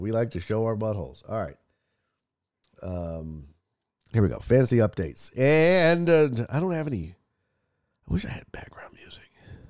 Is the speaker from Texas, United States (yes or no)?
yes; Houston, Texas, United States; I'm from Houston, so I love to be able to perform in my hometown, but getting on the road is fun, man.